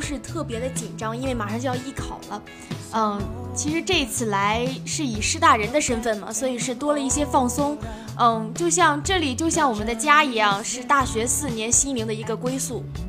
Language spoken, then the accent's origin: Chinese; Jinan, Shandong, China; moved away as an adult; now in Tianjin, China; 我的家乡是在山东济南